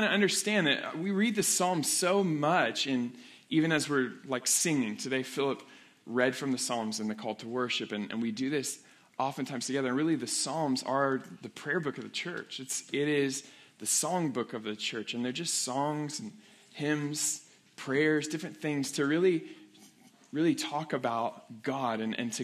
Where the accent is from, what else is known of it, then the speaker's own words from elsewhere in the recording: Weatherford, Oklahoma, United States; I was in my hometown of Weatherford, Oklahoma